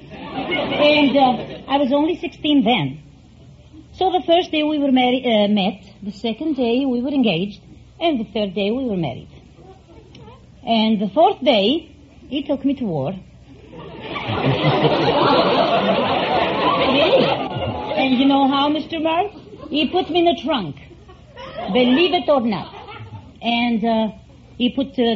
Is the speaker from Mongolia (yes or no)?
no; Macedonia, Greece; moved away; I come from a very small town in Macedonia